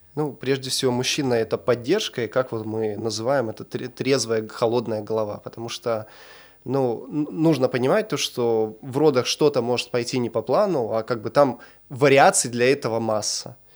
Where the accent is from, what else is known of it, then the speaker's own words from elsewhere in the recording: Chelyabinsk, Chelyabinsk Oblast, Russia; also born or lived in Argentina; Мы сами из Челябинска